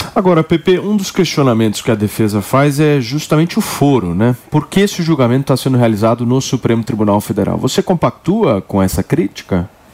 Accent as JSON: {"language": "Portuguese", "country": "Brazil", "said": "nós somos brasileiros"}